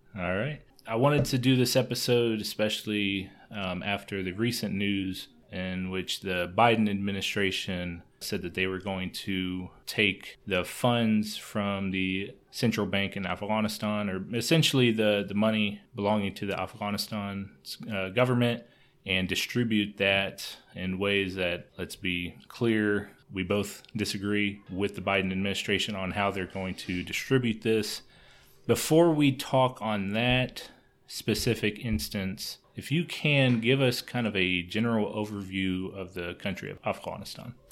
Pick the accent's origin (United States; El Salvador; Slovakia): United States; Speaking as an American